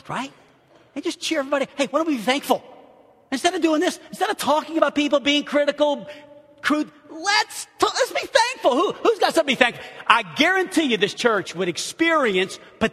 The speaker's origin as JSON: {"language": "English", "town": "New Orleans", "region": "Louisiana", "country": "United States", "moved": "yes", "lives_now": "Arkansas, United States", "said": "I'm from New Orleans"}